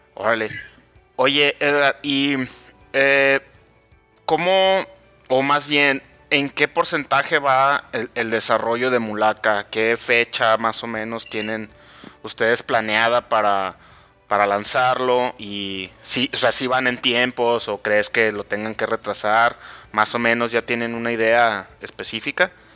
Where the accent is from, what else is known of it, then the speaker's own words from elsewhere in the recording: Mexico; en mi país